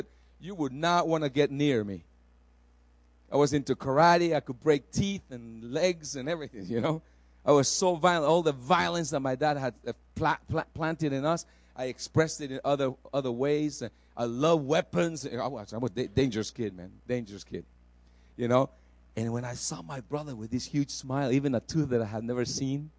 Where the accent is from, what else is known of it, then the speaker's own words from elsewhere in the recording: El Salvador; moved away; I was a traditional Catholic in a Catholic school in El Salvador